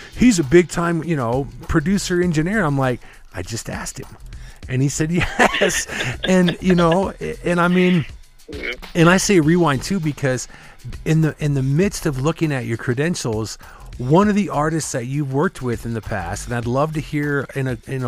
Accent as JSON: {"language": "English", "region": "Midwest", "country": "United States", "tie": "born or raised there", "said": "I grew up in the Midwest"}